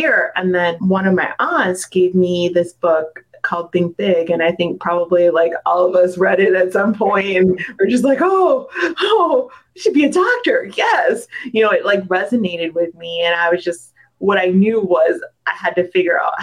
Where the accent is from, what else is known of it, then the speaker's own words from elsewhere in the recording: Delaware, United States; I was born in Delaware.